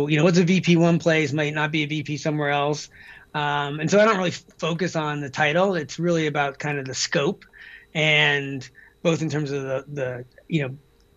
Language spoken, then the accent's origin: English; Deer Isle, Maine, United States; moved away; I grew up in Maine, off the coast of Maine, on a little island called Deer Isle.